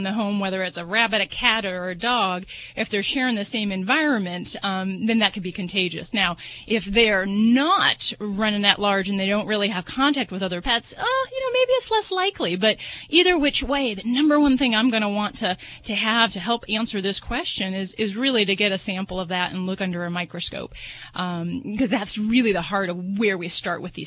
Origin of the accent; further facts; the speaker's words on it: Las Vegas, Nevada, United States; I'm from Vegas